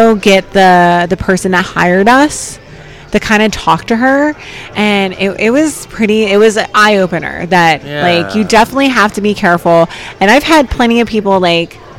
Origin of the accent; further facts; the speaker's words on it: New Jersey, United States; I'm from South Jersey